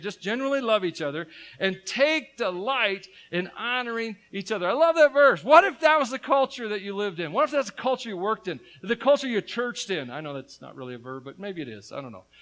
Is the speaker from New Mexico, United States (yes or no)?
no; Tennessee, United States; But I'm from Tennessee